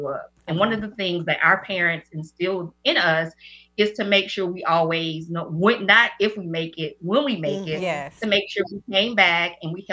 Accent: Raleigh-Durham area, North Carolina, United States; now in Charlotte, United States; I am from the Raleigh-Durham area. Been in North Carolina all my life.

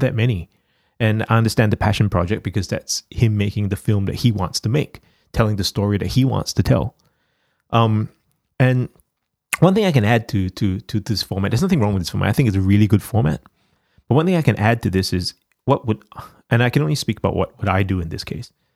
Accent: Singapore; now in Australia; the country where I was born in Singapore

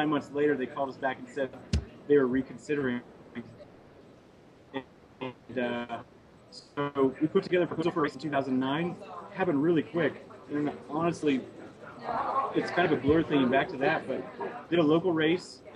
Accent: Iowa, United States; moved away as an adult; now in Montana, United States; I'm actually from Iowa. Moved out here after college

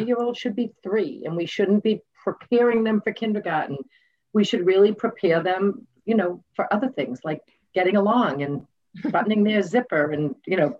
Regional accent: Massachusetts, United States; we are from Massachusetts

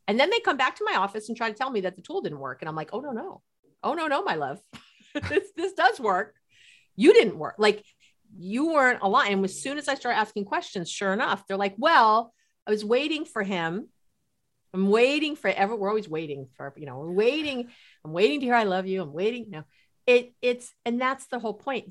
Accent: New York City, New York, United States; I grew up in New York City.

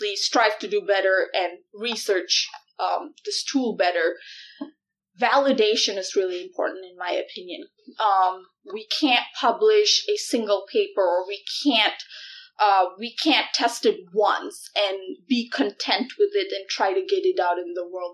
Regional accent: Malaysia; moved away as an adult; now in Iowa, United States; I was born and raised in Malaysia and moved to Iowa when I was 19.

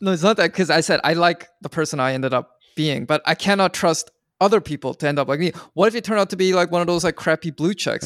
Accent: Vancouver, British Columbia, Canada; I grew up in Vancouver, which is, you know, very Asian

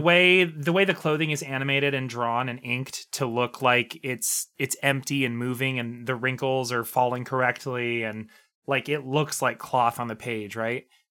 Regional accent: Montana, United States; born or raised there

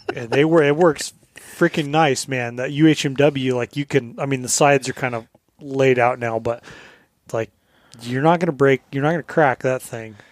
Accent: Southern Colorado, United States; moved away as an adult; now in Alaska, United States; growing up in Southern Colorado where the fishing is dog shit

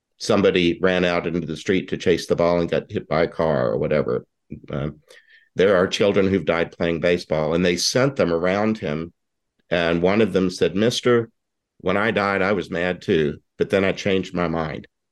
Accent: Houston, Texas, United States; now in Tucson, United States; you and I are both from Texas. I don't live there anymore, but when the Houston when the Houston Colt 45s came to town in 1962, I was six years old

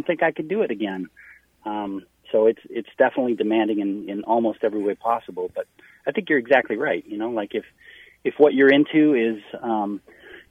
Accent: Wisconsin, United States; I'm from Wisconsin.

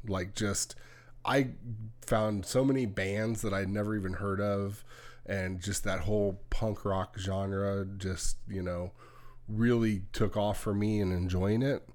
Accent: California, United States; when I was growing up in California

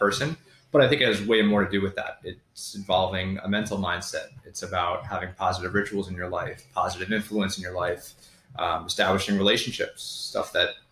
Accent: New York, United States; moved away as an adult; also born or lived in Connecticut; now in Charleston, United States; ended up going back home to New York, ended up living in Connecticut.

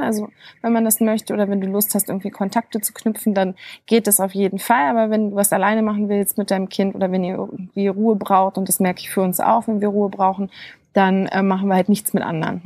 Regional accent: Germany; bei uns in Deutschland

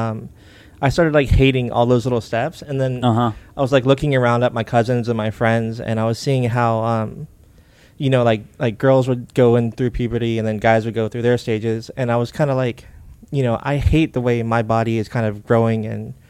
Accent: Narcoossee, Florida, United States; I grew up in Narcoosi, so I was comfortable with the, you know, kind of redneck country folks

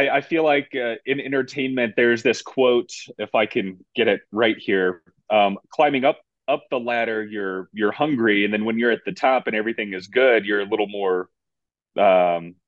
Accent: Las Vegas, Nevada, United States; growing up in Vegas

